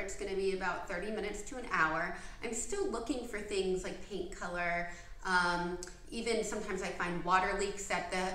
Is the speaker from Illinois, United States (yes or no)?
no; Dunwoody, Georgia, United States; also born or lived in Atlanta, Georgia; I grew up in Dunwoody